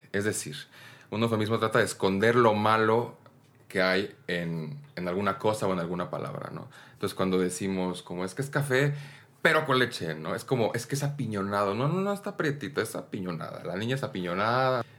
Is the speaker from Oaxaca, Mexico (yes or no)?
yes; Oaxaca, Mexico; yo como oaxaqueño, pues yo soy oaxaqueño